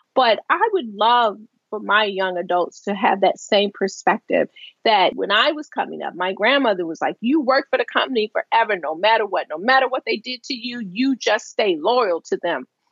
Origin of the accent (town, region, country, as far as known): Baltimore, Maryland, United States; born or raised there